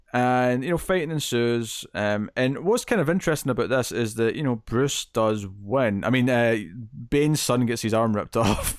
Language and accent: English; Scotland, United Kingdom; I'm Scottish